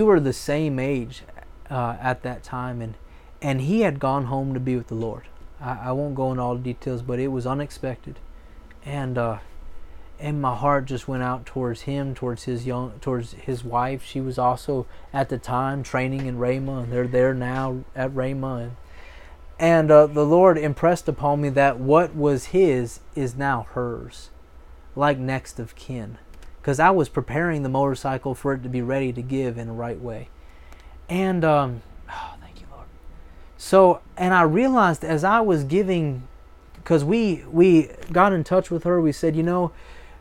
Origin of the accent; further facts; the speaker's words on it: Florida, United States; moved away; also born or lived in Oklahoma; I'm a Florida boy. I'm from Florida